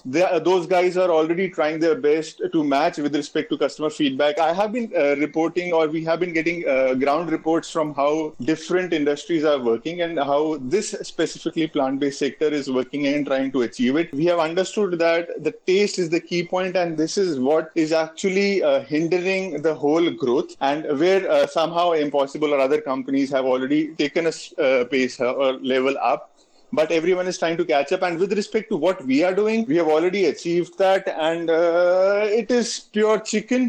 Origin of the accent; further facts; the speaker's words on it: India; being an Indian